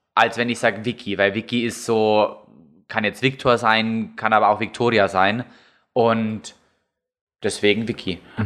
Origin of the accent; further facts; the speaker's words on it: Lower Bavaria, Germany; now in Munich, Germany; in dem Ort, wo ich aufgewachsen bin, da äh, kennen mich die Leute